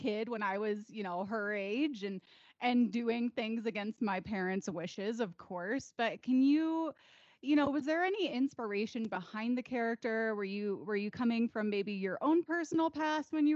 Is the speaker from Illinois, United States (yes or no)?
yes; Chicago, Illinois, United States; moved away; I'm from Chicago originally